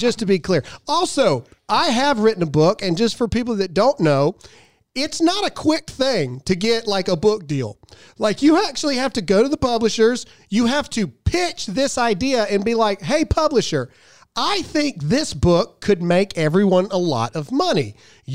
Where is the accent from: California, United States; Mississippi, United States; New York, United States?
Mississippi, United States; I'm from Mississippi